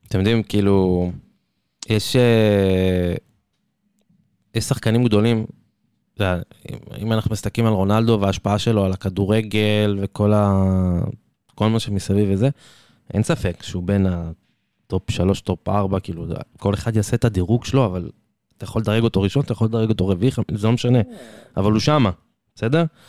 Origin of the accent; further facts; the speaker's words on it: Israel; אני כישראלי